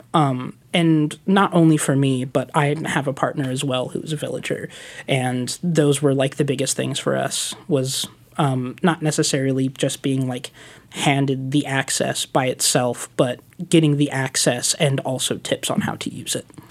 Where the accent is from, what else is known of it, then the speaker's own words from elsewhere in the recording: Stockton, California, United States; moved away as an adult; now in Portland, United States; I'm originally from California